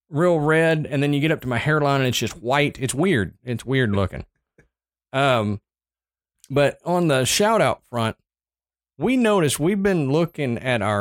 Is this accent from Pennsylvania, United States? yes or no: no; Texas, United States; moved away; Just south, my home state, baby.